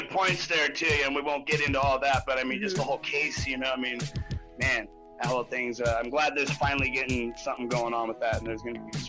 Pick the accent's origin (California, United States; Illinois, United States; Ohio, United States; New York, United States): California, United States; Los Osos; also born or lived in Lompoc, California; I have a couple places I call my hometown, so Los Sosos being one of them. It's where I went to school, it's where I grew up.